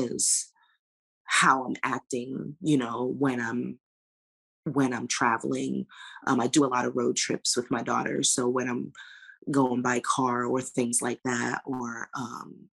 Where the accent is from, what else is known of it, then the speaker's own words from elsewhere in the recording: New York City, New York, United States; moved away as an adult; growing up in Jamaica, Queens